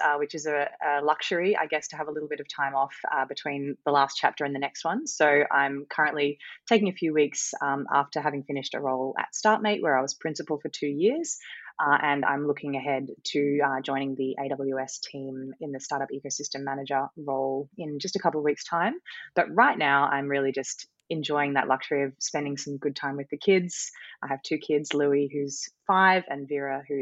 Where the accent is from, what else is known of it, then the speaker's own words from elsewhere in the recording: Brisbane, Queensland, Australia; also born or lived in Cairns, Queensland / Sydney; now in Noosa, Australia; I grew up at the time you know, in Brisbane, what would have been considered, I guess, the outer suburbs of Brisbane